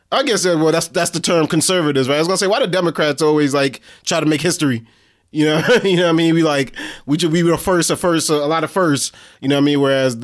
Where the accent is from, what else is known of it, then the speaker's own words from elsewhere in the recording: Delaware, United States; Joe, like, I'm from Delaware. I'm from Delaware, yeah.